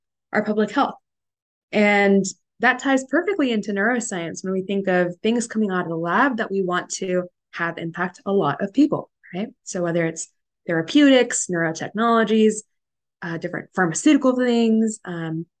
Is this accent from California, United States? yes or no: yes; Northern California, United States; moved away as an adult; now in New York, United States; I was born and raised in Northern California and moved to the opposite coast, of course, for college at Columbia